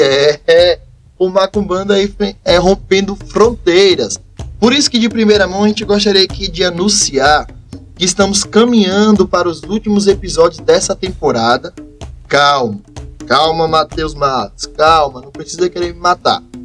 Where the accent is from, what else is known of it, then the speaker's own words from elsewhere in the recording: Jacobina, Bahia, Brazil; sou natural da cidade de Jacobina, Bahia, interior aqui da Bahia, mas o interior que eu sou muito apaixonado, pois é o lugar que me deu toda a criação